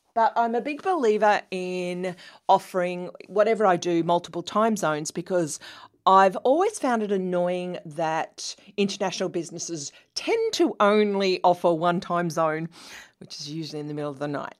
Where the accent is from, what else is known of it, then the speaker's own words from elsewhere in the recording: New South Wales, Australia; accent: Australian; also born or lived in London, United Kingdom / Sydney, Australia; I was born in the 60s in a little New South Wales, Australia country town, uh, about four hours' drive from Sydney